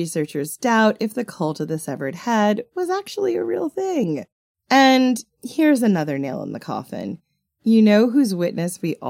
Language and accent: English; Long Island, New York, United States; accent: mid-Atlantic; I am definitely from Long Island, but I've got this weird mid-Atlantic accent most of the time.